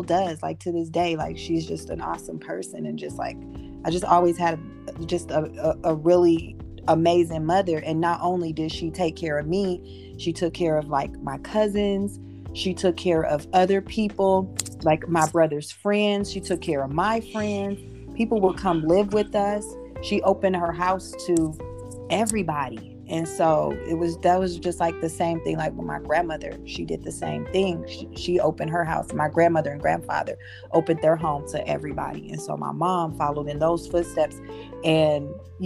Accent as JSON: {"language": "English", "region": "Colorado", "country": "United States", "tie": "born or raised there", "also_born_or_lived": "Milwaukee, Wisconsin", "said": "my mom moved us out to Colorado when we were kids. Mm. And so I've been here most of my life"}